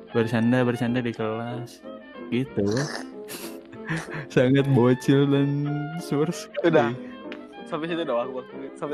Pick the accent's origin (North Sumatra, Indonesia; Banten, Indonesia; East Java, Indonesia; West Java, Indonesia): West Java, Indonesia; Ciamis; Gue kan dari Ciamis ke Tasik ya bang ya.